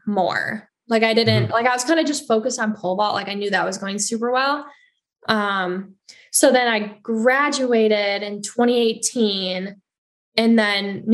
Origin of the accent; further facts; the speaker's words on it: Hartland, Wisconsin, United States; also born or lived in Madison; Heartland, my hometown